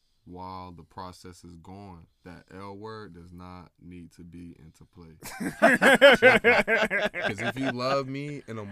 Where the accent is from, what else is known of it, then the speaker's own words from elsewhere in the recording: Florida, United States; I'm from Florida, we got the sun rail down here.